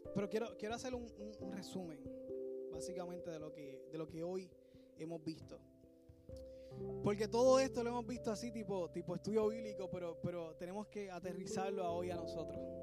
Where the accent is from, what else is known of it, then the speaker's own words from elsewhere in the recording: Puerto Rico; nosotros que somos puertorriqueños